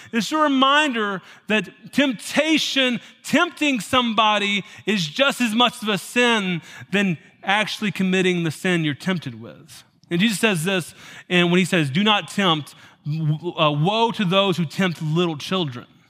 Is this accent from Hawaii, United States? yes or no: no; Tennessee, United States; moved away; I was raised in Tennessee